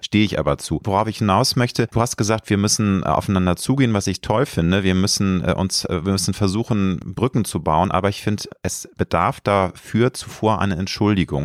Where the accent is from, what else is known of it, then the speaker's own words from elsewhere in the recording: Germany; Ich lebe gerne in Deutschland, ich liebe mein Heimatland.